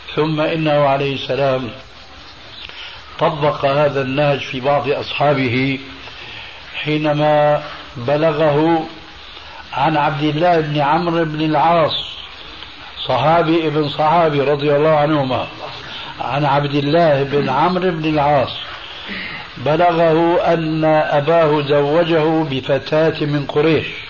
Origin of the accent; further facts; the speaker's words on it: Syria; عندنا في سوريا